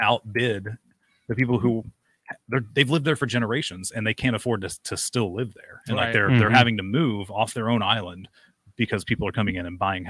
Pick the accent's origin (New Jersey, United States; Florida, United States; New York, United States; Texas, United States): Florida, United States; Fort Lauderdale; now in Alabama, United States; I'm from Fort Lauderdale originally